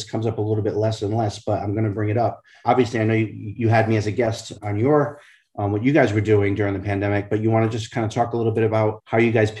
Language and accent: English; New England, United States; moved away as an adult; also born or lived in New York City; I grew up in New England, which is very snowy in the winter. And then I lived in New York City for 27 years. And I moved here last May.